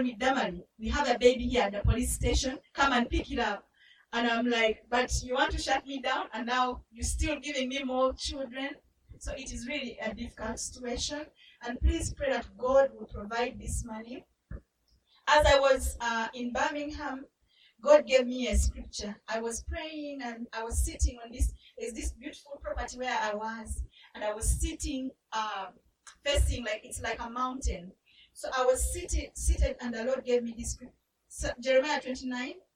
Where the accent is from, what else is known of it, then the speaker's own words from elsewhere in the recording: Uganda; I grew up in Uganda. Uganda is in East Africa